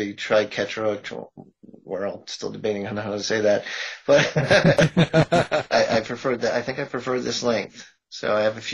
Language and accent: English; Massachusetts, United States; I'm from Massachusetts